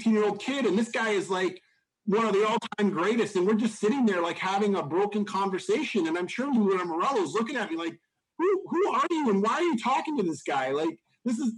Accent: Hamilton, Ontario, Canada; moved away as an adult; also born or lived in Cleveland, Ohio / Columbus area, Ohio; now in Ohio, United States; I came from a very, very small town in Canada called Mount Hope

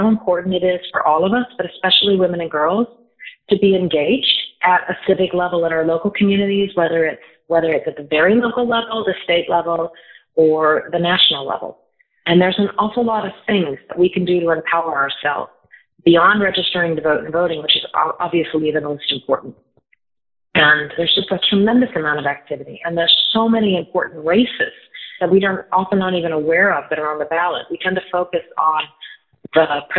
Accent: Davenport, Illinois, United States; I was very fortunate growing up in Davenport, Illinois, and I was in a very strong school system.

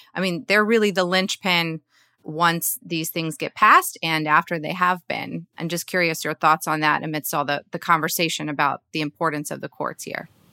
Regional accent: Georgia, United States; Georgia, my home state

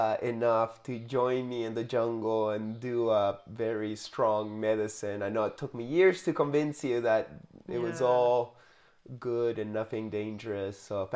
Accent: Canada; born there; And then me being born there yeah. made it that I'm officially Canadian and yeah.

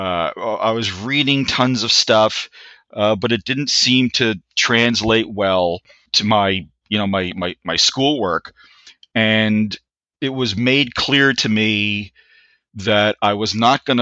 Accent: Newark, New Jersey, United States; also born or lived in Kearny, New Jersey; I grew up in Newark, New Jersey, originally in a neighborhood called the Ironbound.

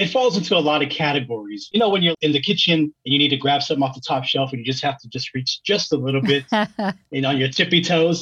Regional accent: Oakland, California, United States; my teenage years growing up in East Oakland, California

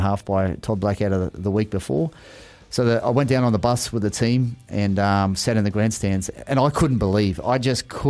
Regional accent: Boggabri, New South Wales, Australia; also born or lived in Sydney; I grew up out in Bogabri

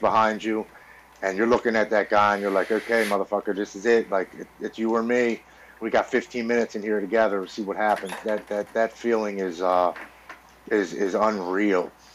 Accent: Baltimore, Maryland, United States; I'm born and raised in Baltimore, Maryland

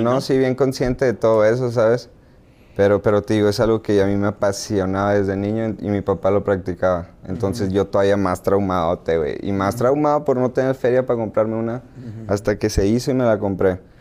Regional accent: Hermosillo, Sonora, Mexico; nací, crecí eh, eh, en Hermosillo y con los de la cuadra

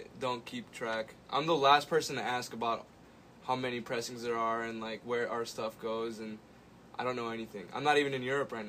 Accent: Wisconsin, United States; now in Chicago, United States; Since I'm from Wisconsin

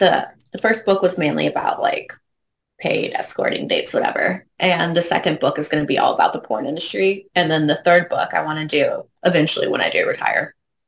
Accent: Cleveland, Ohio, United States; now in Alabama, United States; I'm originally from Cleveland, Ohio, but I've been in Alabama since 2012.

